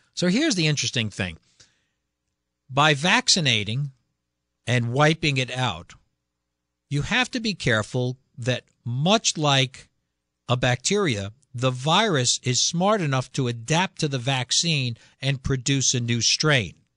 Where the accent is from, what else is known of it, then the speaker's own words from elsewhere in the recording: Connecticut, United States; we're from Connecticut